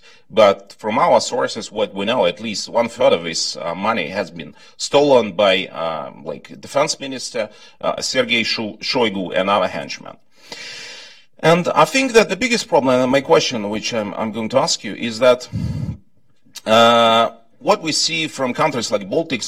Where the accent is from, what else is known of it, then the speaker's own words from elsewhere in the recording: Kerch, Crimea, Ukraine; I'm from Ukraine. I was originally born and grew up in Crimea